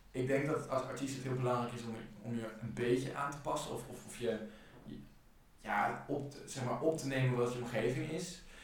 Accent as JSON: {"language": "Dutch", "region": "Overijssel", "country": "Netherlands", "lives_now": "Rotterdam, Netherlands", "said": "Ik kom uit Overijssel. Mm. ik ben heel veel heen en weer gestuurd in Nederland. Toen, doordat mijn ouders gingen scheiden ik ging met mijn vader wonen en mijn vader verhuisde veel. Uh, maar oorspronkelijk kom ik uit Overijssel."}